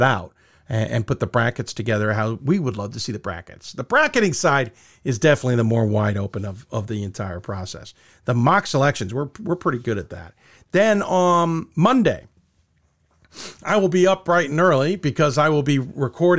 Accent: Chicago, Illinois, United States; I was born in Chicago on this date

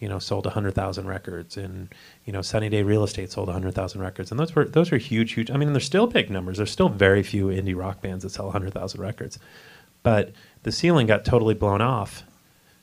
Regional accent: Chicago, Illinois, United States; I grew up in the Chicago area

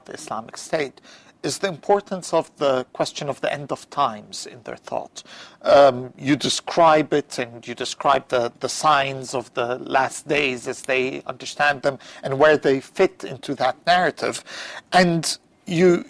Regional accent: Cairo, Cairo Governorate, Egypt; moved away; growing up in Cairo

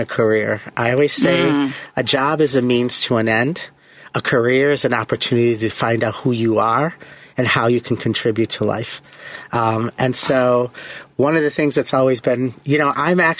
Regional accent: Chicago, Illinois, United States; I pretty much was born and raised in Lakeview and have lived pretty much on the north side of Chicago. I live in Edgewater now

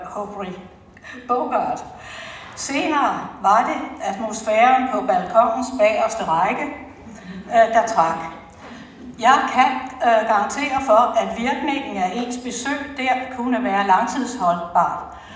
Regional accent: Fredensborg, Capital Region of Denmark, Denmark; Jeg er født her i Fredensborg for mange, mange år siden.

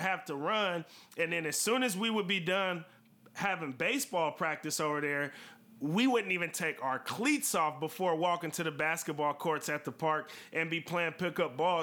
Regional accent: Vallejo, California, United States; growing up in Vallejo, California, which is where we are from

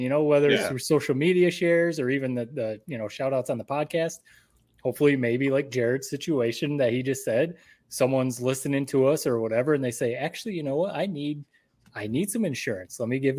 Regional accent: Owosso, Michigan, United States; my parents' house, the house that I grew up in Owosso on East Grand River there.

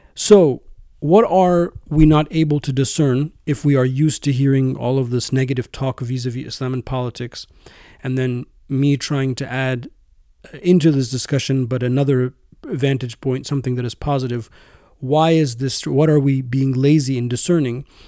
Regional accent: United States; my home country, the United States

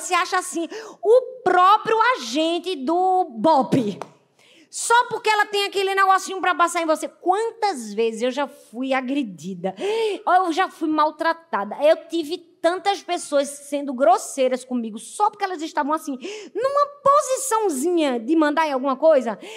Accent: Northeast Region, Brazil; Na minha terra, no Nordeste

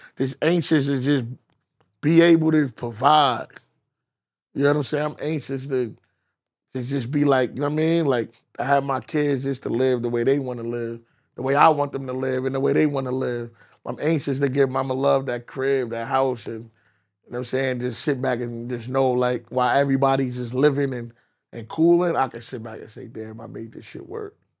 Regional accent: New York City, New York, United States

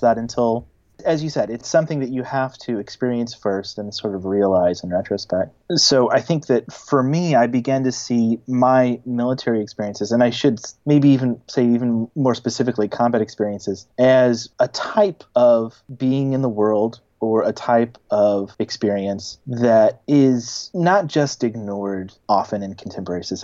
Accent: Missouri, United States; moved away; also born or lived in New York; I'm from Missouri originally, that's where I was born and raised.

